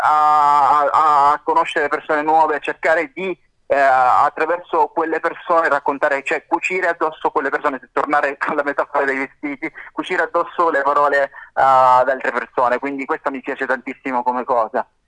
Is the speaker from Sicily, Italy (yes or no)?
yes; Sicily, Italy; da siciliano